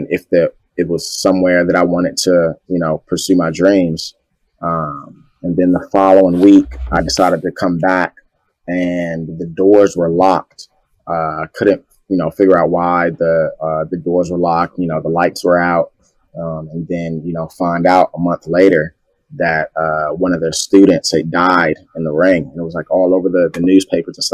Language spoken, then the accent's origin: English; New Carrollton, Maryland, United States; also born or lived in Washington, D.C.; I went back and forth from New Carrollton, Maryland to Southeast Washington, D.C.